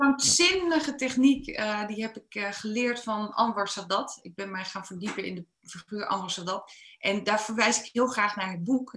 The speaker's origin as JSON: {"language": "Dutch", "country": "Netherlands", "said": "Ik ben wel een Nederlander"}